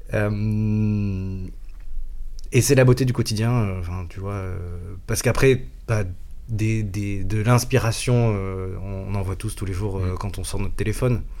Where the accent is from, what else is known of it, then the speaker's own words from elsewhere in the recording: Marseille, Provence-Alpes-Côte d'Azur, France; now in Paris, France; j'ai grandi à Marseille